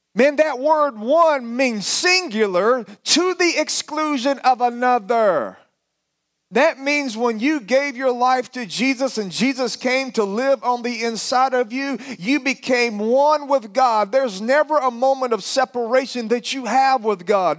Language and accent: English; Alabama, United States; you can tell by my accent, I am from the country of Alabama